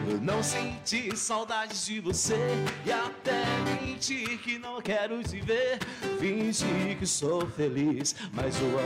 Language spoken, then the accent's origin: Portuguese; São Paulo, Brazil; born there; also born or lived in Assis; É, eu nasci na cidade de São Paulo, nasci em Cambuci.